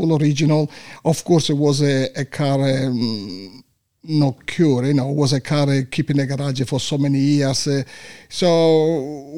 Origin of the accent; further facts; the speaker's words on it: Sicily, Italy; English is a second language; moved away as an adult; also born or lived in North Italy; now in Australia; As soon as I finished my high school, I moved in North Italy because I come from Sicily.